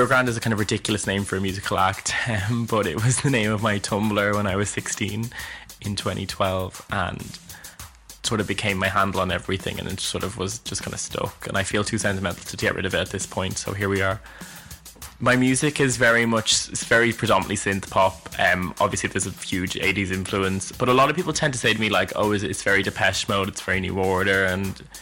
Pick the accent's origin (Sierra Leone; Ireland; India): Ireland; Dublin, Leinster; I'm from Dublin, Ireland, hence why my accent might seem a bit funny to listen